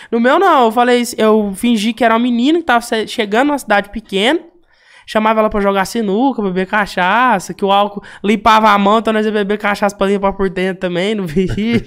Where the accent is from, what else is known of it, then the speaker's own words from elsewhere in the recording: Uberlândia, Minas Gerais, Brazil; eu sou lá do Berlândia, né? crescido e. Nascido e crescido no Berlândia